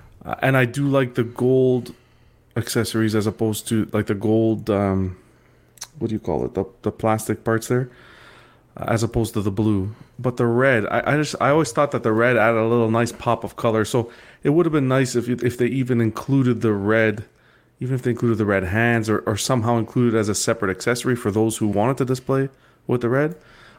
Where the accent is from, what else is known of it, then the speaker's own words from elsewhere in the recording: Canada; maybe it's just because I'm Canadian.